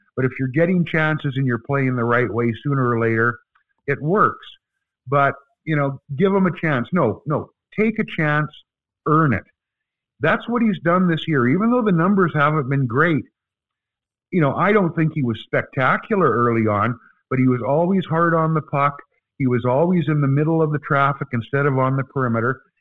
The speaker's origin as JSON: {"language": "English", "country": "Canada", "said": "We're from Canada"}